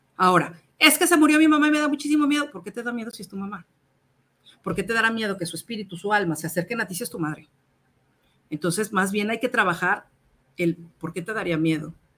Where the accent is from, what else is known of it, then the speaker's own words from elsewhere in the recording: Querétaro, Mexico; now in Mexico City, Mexico; Yo soy queretana. Llego a vivir a México